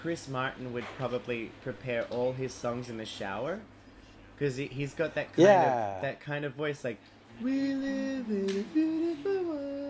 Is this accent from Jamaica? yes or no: no; Australia; I am an Australian.